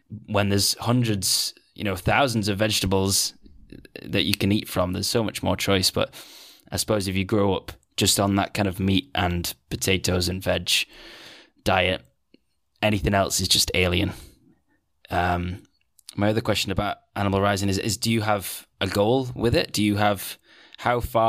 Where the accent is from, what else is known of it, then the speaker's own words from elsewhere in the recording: Manchester, North West England, United Kingdom; moved away as an adult; now in Netherlands; I'm from Manchester